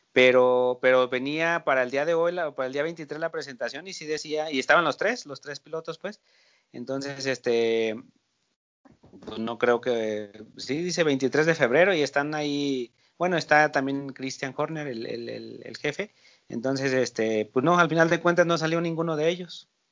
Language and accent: Spanish; Mexico; uno como mexicano